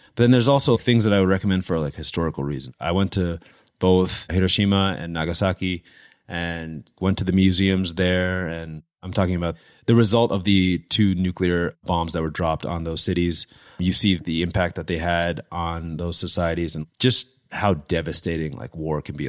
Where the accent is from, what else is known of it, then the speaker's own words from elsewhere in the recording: West Orange, New Jersey, United States; I grew up in northern New Jersey, thirty minutes outside of New York City, town called West Orange.